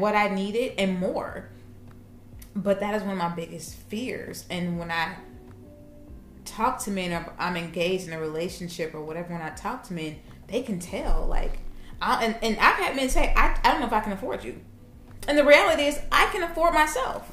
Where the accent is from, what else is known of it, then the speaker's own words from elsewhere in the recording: Kansas City, Missouri, United States; I'm from Kansas City